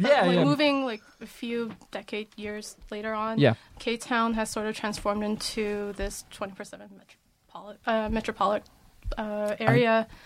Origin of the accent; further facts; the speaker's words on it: Bay Area, California, United States; I'm actually from the Bay Area